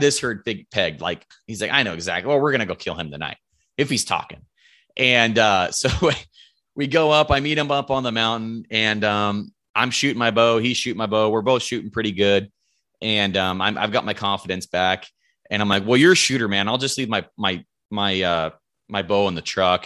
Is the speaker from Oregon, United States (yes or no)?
yes; Roseburg, Oregon, United States; I'm from Roseburg, Oregon um, grown grown up here my whole life, lived here my whole life